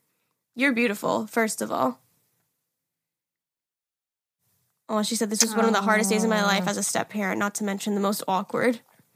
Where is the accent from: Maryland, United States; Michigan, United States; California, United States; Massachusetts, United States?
Massachusetts, United States; I'm from Massachusetts.